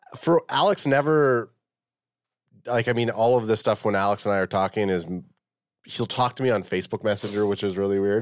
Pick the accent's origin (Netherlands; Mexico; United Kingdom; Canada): Canada; as a Canadian